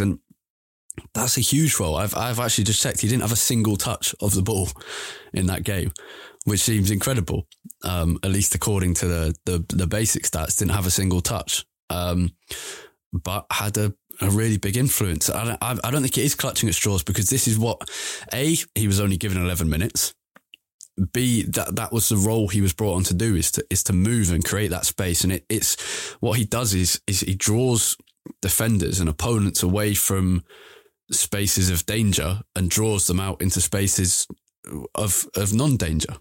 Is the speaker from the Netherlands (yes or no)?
no; England, United Kingdom; thinks as an Englishman